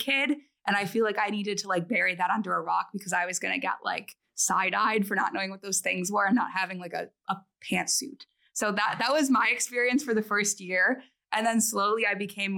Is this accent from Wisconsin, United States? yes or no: yes; rural Wisconsin, United States; moved away as an adult; I'm originally from very rural Wisconsin. I'm from a hometown of like 4,000 people